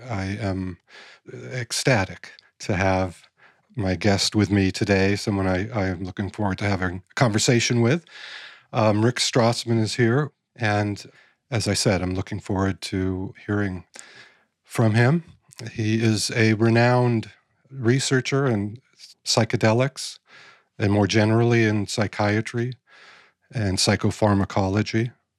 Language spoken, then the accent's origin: English; Los Angeles, California, United States; moved away as an adult; also born or lived in Santa Barbara; now in Atlanta, United States; we're both from Van Nuys. I grew up in Van Nuys.